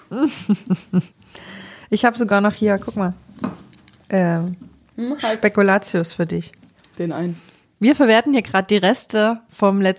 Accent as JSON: {"language": "German", "region": "West Germany", "country": "Germany", "said": "Ich bin nämlich aus dem Westen."}